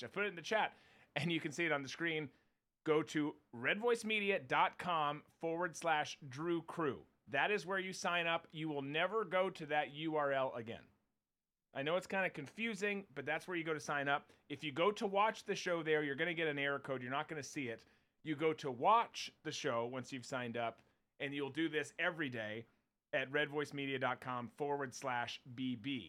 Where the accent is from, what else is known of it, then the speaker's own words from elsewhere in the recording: Minnesota, United States; I grew up in Minnesota in the Midwest